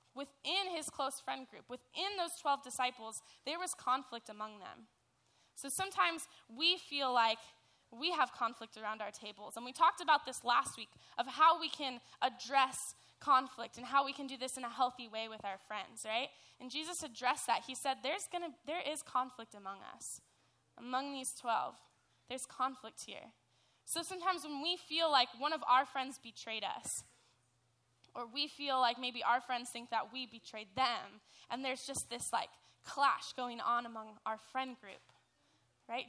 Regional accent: Dana Point, California, United States; I'm from Dana Point

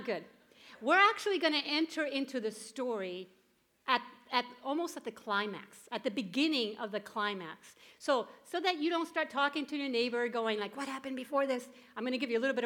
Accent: Puerto Rico; moved away; I grew up in Puerto Rico.

